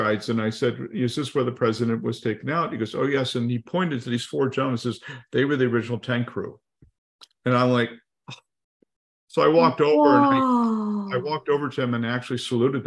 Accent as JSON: {"language": "English", "country": "United States", "said": "being an American"}